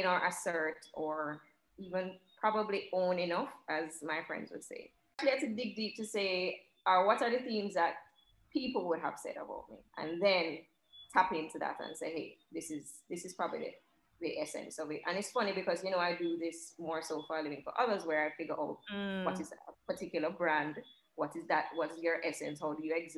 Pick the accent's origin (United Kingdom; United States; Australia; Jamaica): Jamaica; even growing up in Jamaica, not a lot of people that directly look like me